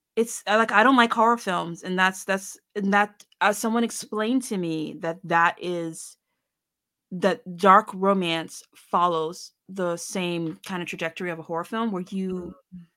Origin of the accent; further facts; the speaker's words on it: Annapolis, Maryland, United States; I'm from Annapolis, Maryland